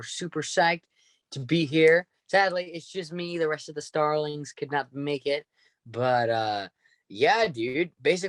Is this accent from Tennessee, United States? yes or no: no; Santa Monica, California, United States; I'm from Santa Monica. So like beach area.